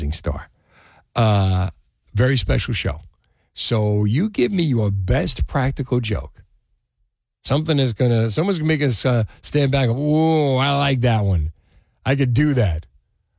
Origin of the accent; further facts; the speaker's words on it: Union City, New Jersey, United States; When I was a kid growing up in Union City